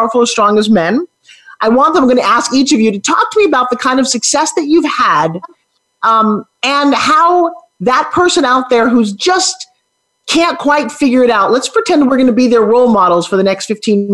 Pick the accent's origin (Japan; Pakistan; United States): United States; New York City, New York; I grew up in New York City